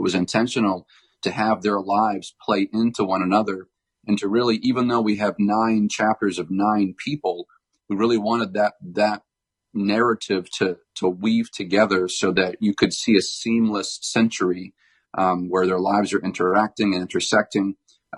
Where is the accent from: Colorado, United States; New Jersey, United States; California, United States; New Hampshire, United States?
New Hampshire, United States; I grew up in New Hampshire, and New Hampshire, where I live, is about 2 hours north of Boston